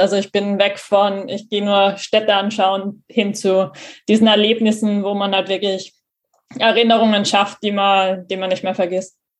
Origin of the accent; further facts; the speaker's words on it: Graz, Styria, Austria; also born or lived in Hamburg; in meiner Heimatstadt in Graz in Österreich